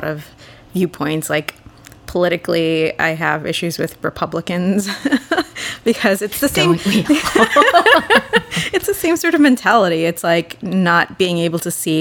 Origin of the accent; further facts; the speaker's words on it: Boston, Massachusetts, United States; I grew up in Boston